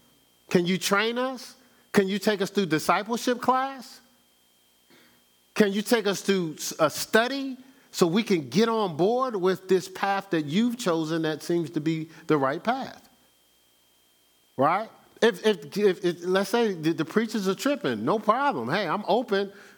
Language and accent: English; Newark, New Jersey, United States; moved away as an adult; also born or lived in Columbus, Ohio; now in Charlotte, United States; You know, I know I'm from Newark, New Jersey. Spent 29 years there. Spent 19 years in Columbus, Ohio. And I've spent the last 10 out here in Charlotte.